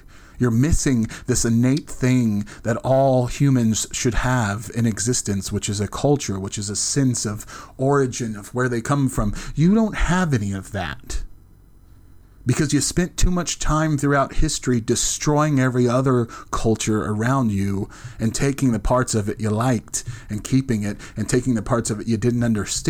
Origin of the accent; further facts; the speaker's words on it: United States; We should be ashamed that we're from America.